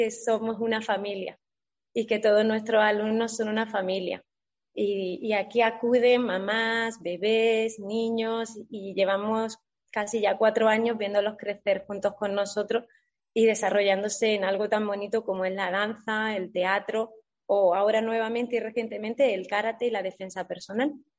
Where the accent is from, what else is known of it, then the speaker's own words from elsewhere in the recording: Güéjar Sierra, Andalusia, Spain; moved away; en mi pueblo, en Huejar Sierra